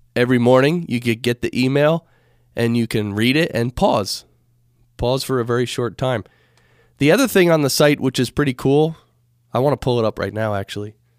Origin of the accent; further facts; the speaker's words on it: United States; being an American